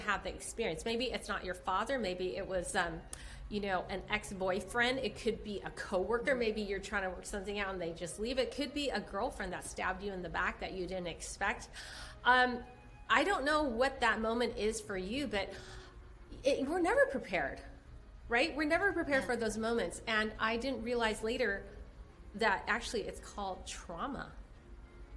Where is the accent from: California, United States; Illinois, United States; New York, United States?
California, United States; San Francisco; I was born in San Francisco, Chinatown